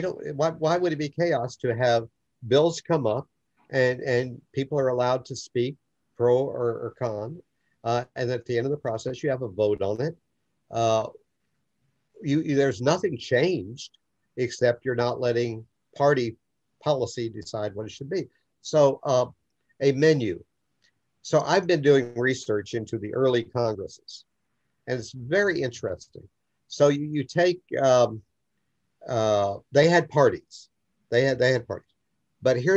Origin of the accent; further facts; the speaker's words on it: Oklahoma, United States; I'm from Oklahoma.